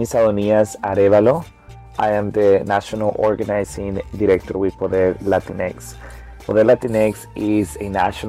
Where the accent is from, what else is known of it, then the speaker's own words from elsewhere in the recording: Houston, Texas, United States; also born or lived in El Salvador; immigrant from El Salvador, Central America. I'm 30 years old, and I came to Houston when I was 13. I grew up in Houston, Texas, and grew up undocumented.